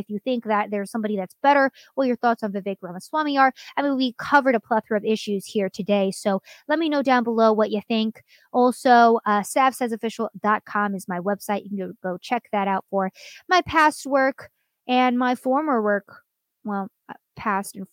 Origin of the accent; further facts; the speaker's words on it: United States; first language English; I was raised in the United States. English is my first language.